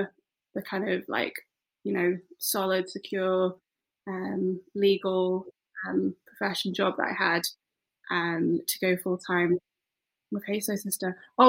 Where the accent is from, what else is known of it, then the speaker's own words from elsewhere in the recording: Isle of Man; moved away as an adult; also born or lived in West Midlands, United Kingdom; now in Edinburgh, United Kingdom; No. So I was born in the West Midlands, and then when I was 9, my parents moved us to the Isle of Man.